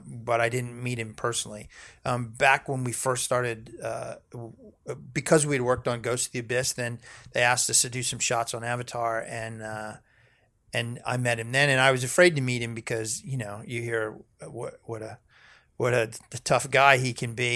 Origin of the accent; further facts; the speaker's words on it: Fort Washington, Maryland, United States; moved away; also born or lived in Baltimore, Maryland / Richmond, Virginia / Chestertown, Maryland; I'm from Fort Washington. Yeah. Right outside of D.C.